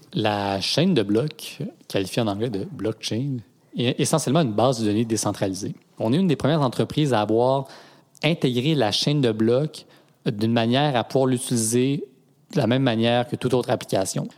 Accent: Canada; also born or lived in Switzerland; je suis arrivé au Canada quand j'avais deux ans et puis, euh, j'ai grandi à Grimby.

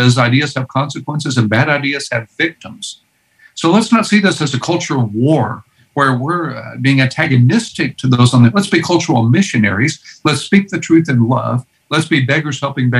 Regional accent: Houston, Texas, United States; I grew up in Houston, Texas

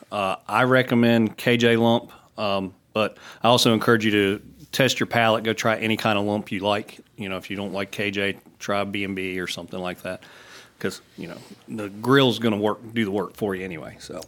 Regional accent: Roanoke, Virginia, United States; moved away; I'm from Southwest Virginia, Roanoke

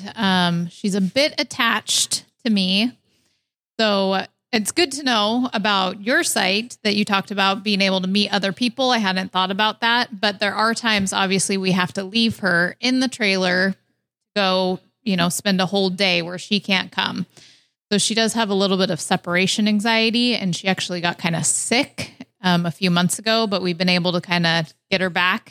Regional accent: Washington, United States; moved away; Washington State, originally

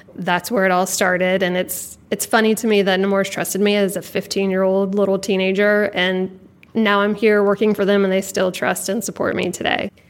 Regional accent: Jacksonville, Florida, United States; I was born and raised here in Jacksonville, grew up right down the street

